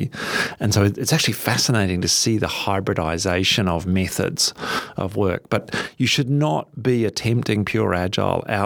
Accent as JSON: {"language": "English", "country": "New Zealand", "moved": "yes", "lives_now": "Australia", "said": "I'm a Kiwi"}